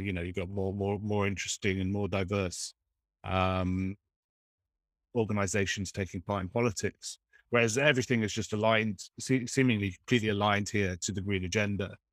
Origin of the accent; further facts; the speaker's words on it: Oxford, South East England, United Kingdom; I grew up near one in Oxford.